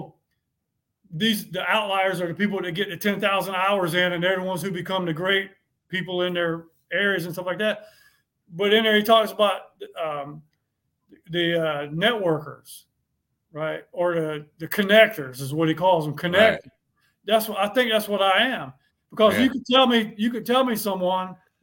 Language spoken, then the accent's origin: English; Bennettsville, South Carolina, United States; moved away; I went to high school there. I grew up there.